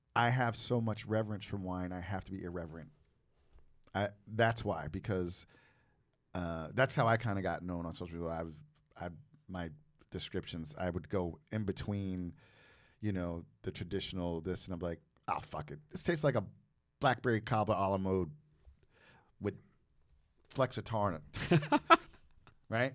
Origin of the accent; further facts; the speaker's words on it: United States; I'm from New Jersey, New York